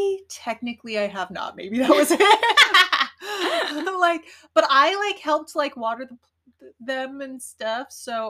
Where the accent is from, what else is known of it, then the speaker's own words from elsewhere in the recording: Colorado, United States; moved away as an adult; also born or lived in Portland; I grew up in Colorado in the 90s.